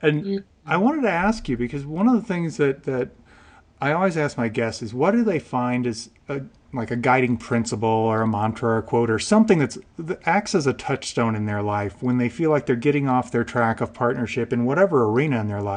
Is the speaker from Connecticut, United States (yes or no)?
no; Illinois, United States; moved away as an adult; my little town I grew up in Illinois